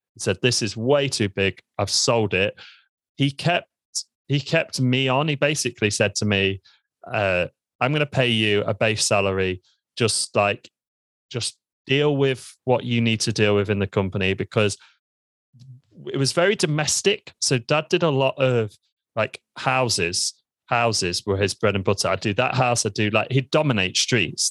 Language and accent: English; Lincoln, East Midlands, United Kingdom; I'm from Lincoln. I was born in Lincoln in the United Kingdom, and I absolutely love it here.